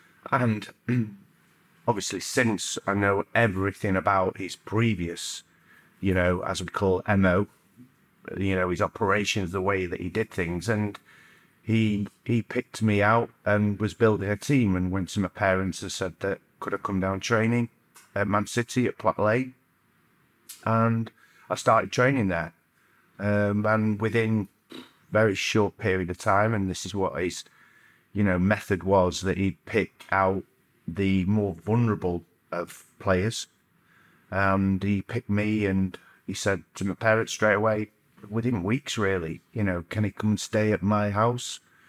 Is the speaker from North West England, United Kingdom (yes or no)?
yes; Stockport, North West England, United Kingdom; Yeah, I grew up in Chileu, Stockport.